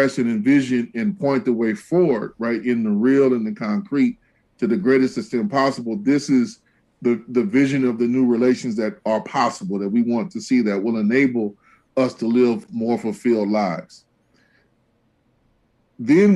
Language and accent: English; Los Angeles, California, United States; I grew up primarily in Los Angeles, not exclusively